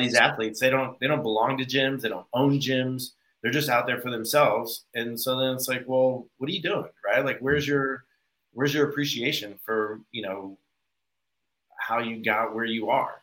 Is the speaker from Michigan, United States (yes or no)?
yes; Michigan, United States; moved away; I grew up in Michigan originally